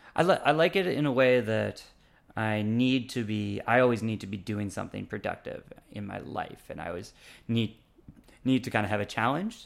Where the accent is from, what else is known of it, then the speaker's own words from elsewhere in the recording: Canada; moved away as an adult; now in Taipei, Taiwan; in my hometown when I was growing up, or anywhere else in Canada